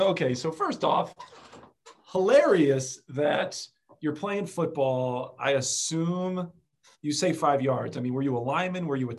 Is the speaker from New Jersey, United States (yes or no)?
yes; New Jersey, United States; I was born and raised in South Jersey. Philadelphia was my backyard.